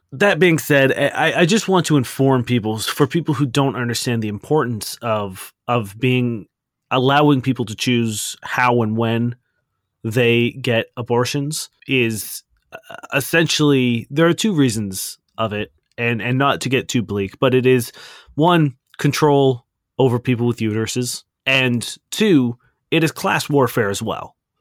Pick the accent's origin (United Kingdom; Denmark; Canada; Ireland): Canada; we are Canadian and not American